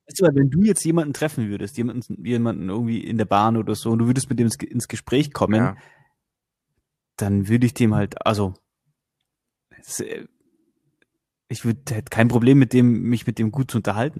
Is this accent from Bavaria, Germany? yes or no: yes; Bavaria, Germany; bei uns in Bayern